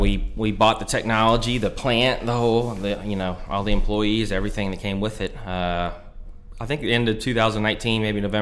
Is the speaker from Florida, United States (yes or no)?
yes; Delray Beach, Florida, United States; moved away as an adult; also born or lived in Fort Lauderdale, Florida / Atlanta, Georgia; now in South Carolina, United States; Fort Lauderdale, which I grew up in. I'm from Delray Beach, Boca Raton area.